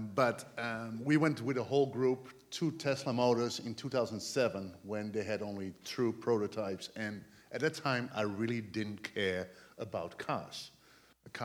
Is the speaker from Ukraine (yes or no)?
no; Netherlands; English is a second language; moved away as an adult; now in United States; I came from the Netherlands.